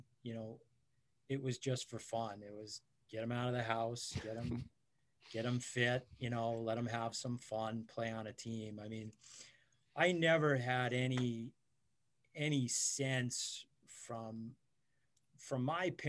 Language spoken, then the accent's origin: English; Montclair, New Jersey, United States; I grew up in Montclair, New Jersey.